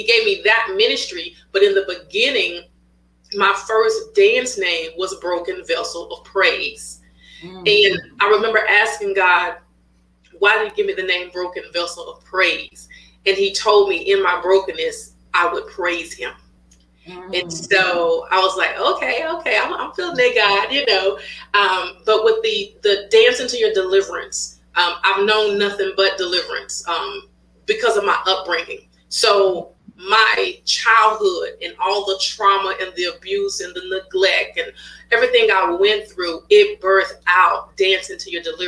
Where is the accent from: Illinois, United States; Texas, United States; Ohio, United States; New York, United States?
Texas, United States; Waco; moved away as an adult; now in Houston, United States; I'm originally from Waco, Texas, but I reside here in Houston, Texas. I've been here for the last 10 years